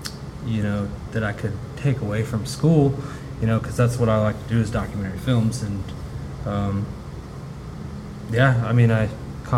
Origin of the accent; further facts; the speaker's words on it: Austin, Texas, United States; I'm originally from the Austin area.